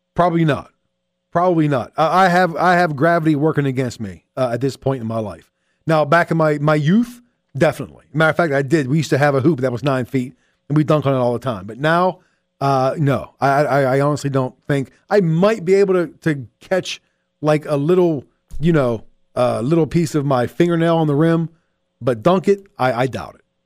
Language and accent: English; Pittsburgh, Pennsylvania, United States; growing up in Pittsburgh